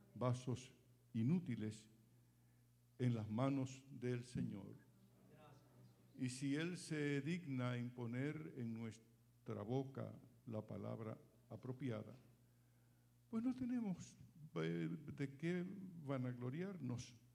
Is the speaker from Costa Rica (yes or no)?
no; Dominican Republic; moved away as an adult; now in San Bernardino, United States; desde que salí de Dominicana en el 2003